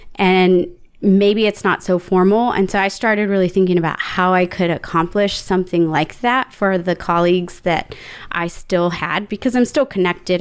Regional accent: San Antonio, Texas, United States; I grew up in San Antonio

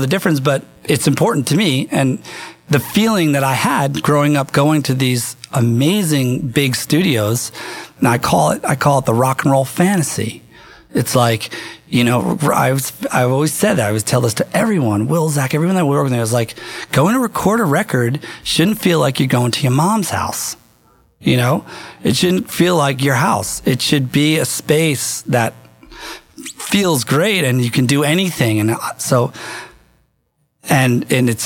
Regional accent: Asbury Park, New Jersey, United States; moved away as an adult; also born or lived in England; This is where I grew up in Jersey

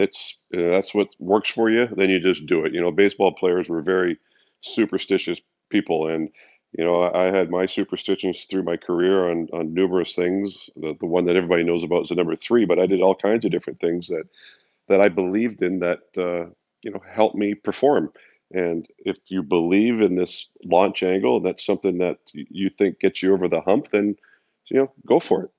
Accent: Canada; as a Canadian kid

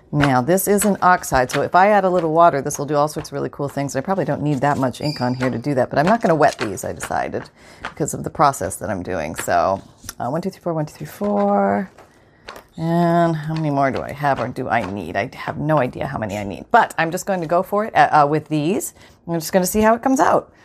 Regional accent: Canada; I'm from Canada

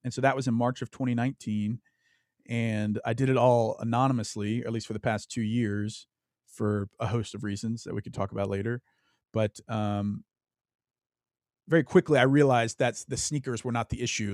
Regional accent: Louisiana, United States; I grew up in Louisiana, the South

